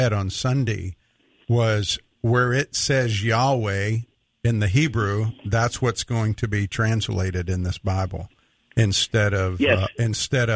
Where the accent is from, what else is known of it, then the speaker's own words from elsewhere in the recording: Mississippi, United States; I grew up in Mississippi. I grew up not far from where those civil rights workers were killed